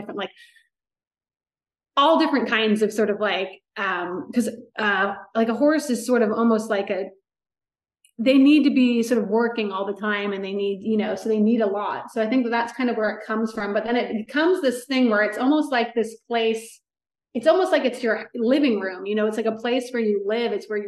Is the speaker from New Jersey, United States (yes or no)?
no; outside of Rancho Santa Fe, California, United States; also born or lived in Orange County / Los Angeles; I grew up outside of Rancho Santa Fe